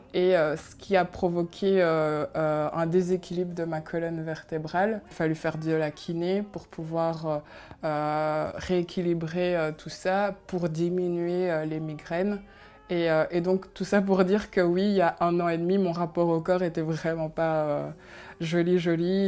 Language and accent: French; Belgium; first language Kinyarwanda; French is a second language; also born or lived in Congo / Rwanda; je suis arrivée en Belgique suite au génocide, puisqu'il a, y a eu le génocide au Rwanda, et euh, pour euh, se sauver, il a fallu arriver en Belgique